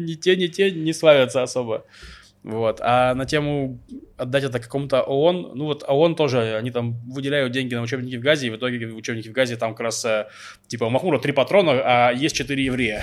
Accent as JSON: {"language": "Russian", "country": "Russia", "moved": "yes", "lives_now": "Israel", "said": "я сам из России"}